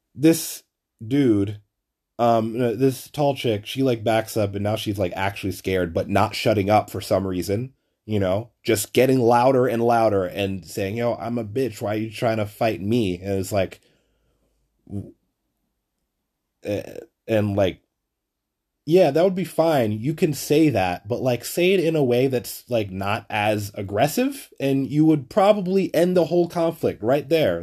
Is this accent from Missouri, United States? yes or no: no; New York City, New York, United States; I'm from Flatbush too